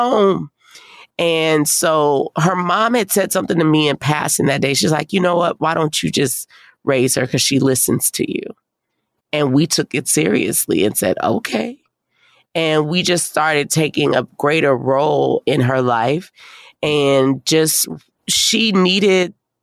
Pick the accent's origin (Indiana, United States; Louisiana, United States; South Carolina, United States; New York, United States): Louisiana, United States; New Orleans; I'm from New Orleans